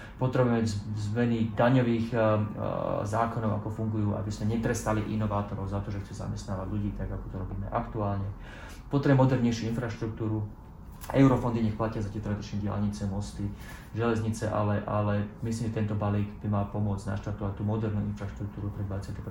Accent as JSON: {"language": "Slovak", "country": "Slovakia", "said": "ako občan, ako Slovák"}